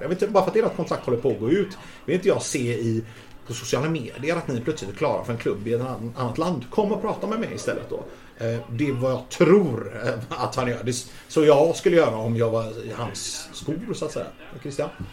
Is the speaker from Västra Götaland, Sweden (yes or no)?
yes; Gothenburg, Västra Götaland, Sweden; also born or lived in Majorna, Gothenburg; Jag är uppvuxen i Majorna och i Guldheden